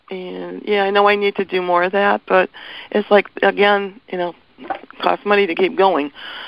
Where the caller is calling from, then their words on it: Portland, Oregon, United States; Hi, this is … from Portland.